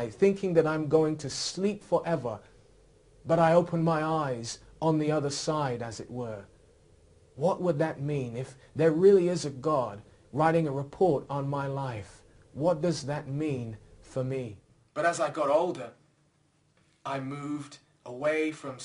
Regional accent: Oxford, South East England, United Kingdom; I was raised here in Oxford

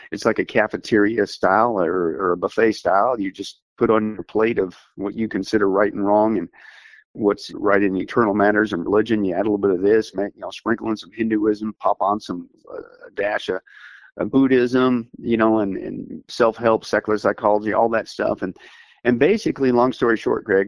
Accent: southeast Kansas, United States; I grew up in Kansas, in that southeast corner at that time

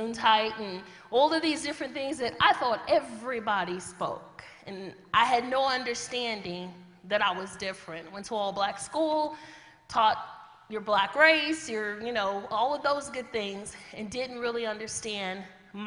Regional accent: Chicago, Illinois, United States; moved away; I'm born and raised in Chicago

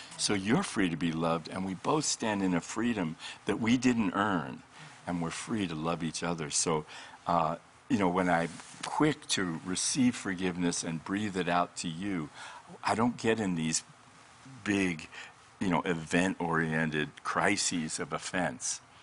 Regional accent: Colorado, United States; moved away as an adult; now in Redding, United States; I'm from Colorado uh, for most of my life and pastored for 20 years

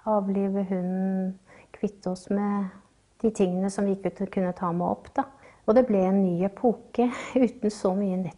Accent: Bardufoss, Troms, Norway; also born or lived in Dal; Nei, vi flytta jo til, eh, til Bardufoss når jeg var rundt seks år. Så det var jo eh, en ny epoke i livet hvor jeg forlot alt det trygge

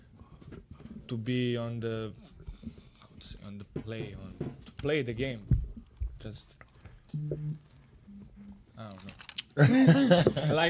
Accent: Serbia; now in United States; I'm from Serbia

